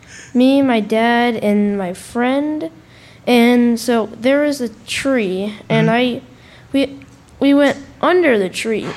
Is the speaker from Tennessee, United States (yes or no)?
yes; Nashville, Tennessee, United States